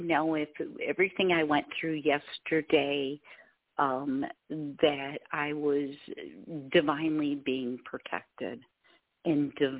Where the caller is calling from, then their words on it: Michigan, United States; Hi, I'm calling from Michigan.